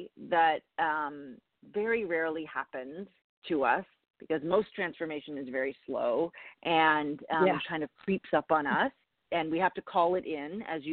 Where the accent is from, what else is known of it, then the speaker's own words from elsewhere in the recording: Canada; moved away as an adult; also born or lived in Toronto; now in New York, United States; I'm Canadian, and I grew up in Canada